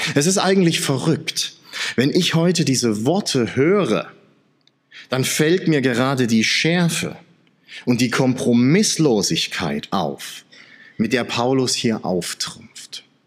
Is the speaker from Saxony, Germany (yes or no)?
yes; Saxony, Germany; now in Swabia, Germany; als Sachse, der im Schwabenland lebt